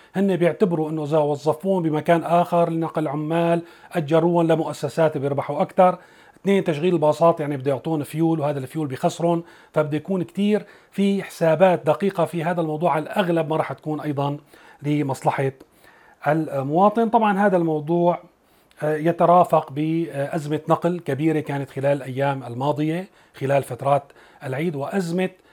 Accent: Syria; نحن بسوريا يلي من سوريا

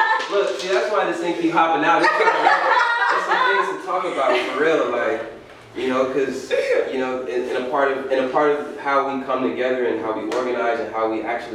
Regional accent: Lancaster, California, United States; I grew up in Lancaster.

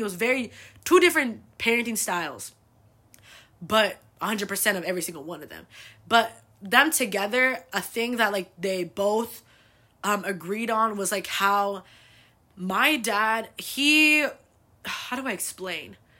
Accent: United States; I was born here

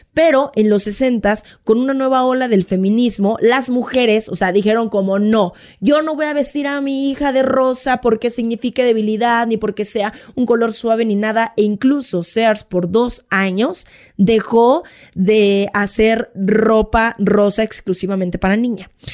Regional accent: Mexico; somos los mexicanos

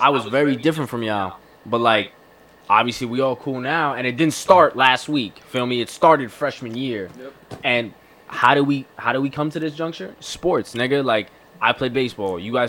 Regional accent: Florida, United States; born or raised there; moved away as an adult; now in New York, United States

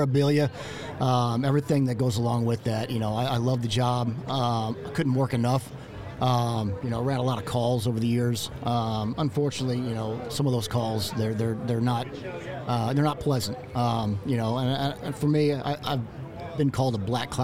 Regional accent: North Port, Florida, United States; I'm from Northport, Florida, Southwest Florida. It's about 45 minutes north of Fort Myers.

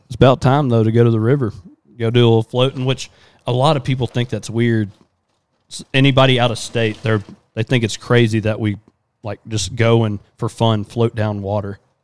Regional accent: Southeast Texas, United States; we're definitely from Texas.

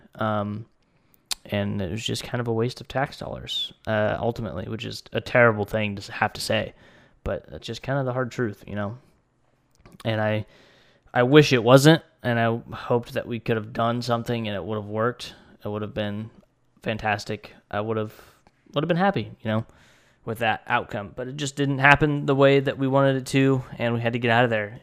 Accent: United States; I'm an American citizen

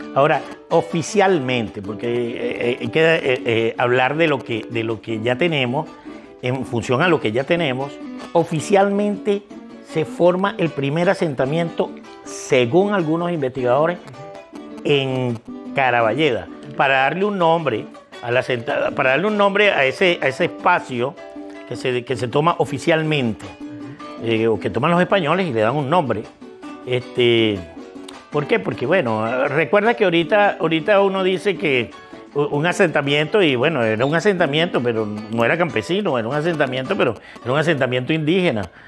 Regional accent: Vargas, Venezuela; somos, somos gente de Vargas

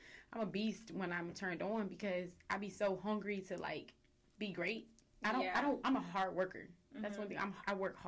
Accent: Houston, Texas, United States; moved away as an adult; also born or lived in Dallas; I'm from Houston. I'm from Southwest

